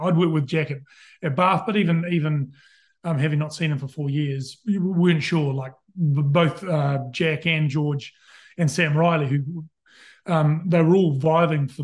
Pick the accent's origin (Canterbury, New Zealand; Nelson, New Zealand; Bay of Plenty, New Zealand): Canterbury, New Zealand; Christchurch; moved away as an adult; now in London, United Kingdom; I'm a Canterbury boy. My dad's from Christchurch, mum's from Fiji, so I grew up in Christchurch.